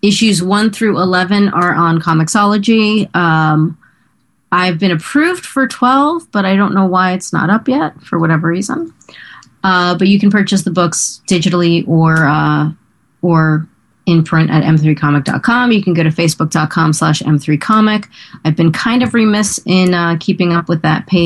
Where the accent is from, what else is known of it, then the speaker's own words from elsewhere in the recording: Teaneck, New Jersey, United States; I'm from Teaneck